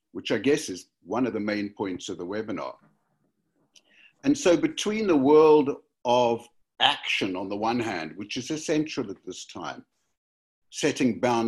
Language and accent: English; Cape Town, Western Cape, South Africa; now in Cardiff, United Kingdom; I grew up in Cape Town, South Africa, which I return to regularly